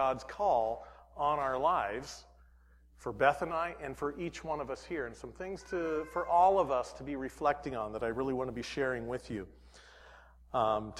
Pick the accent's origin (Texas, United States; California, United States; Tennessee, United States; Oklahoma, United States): California, United States; Salinas; moved away as an adult; also born or lived in Corral de Tierra, California; now in Ethiopia; I'm from Salinas. So I was born and raised there